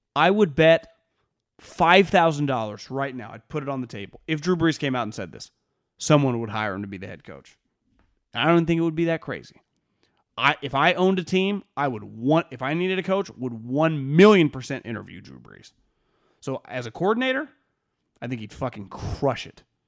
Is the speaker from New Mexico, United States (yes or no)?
no; Sacramento, California, United States; I grew up in the Sacramento area.